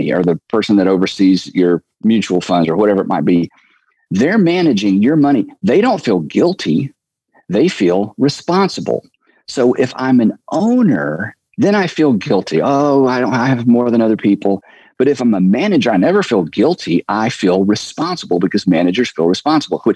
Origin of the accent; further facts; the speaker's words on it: United States; As an American male